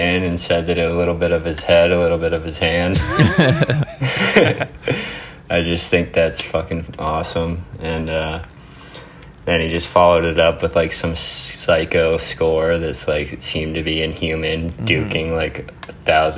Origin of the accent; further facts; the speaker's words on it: Telluride, Colorado, United States; also born or lived in Vermont; I grew up in Southwest Colorado near the Four Corners area. Well, I was born out here in Vermont, and my parents moved to Colorado when I was really young. And I grew up in a ski town. It's called Telluride.